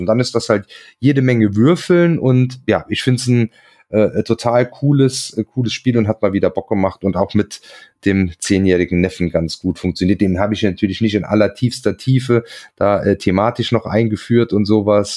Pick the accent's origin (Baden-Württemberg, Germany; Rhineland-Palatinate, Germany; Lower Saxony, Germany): Rhineland-Palatinate, Germany; Hunsrück; im Hunsrück, äh, meine Heimat quasi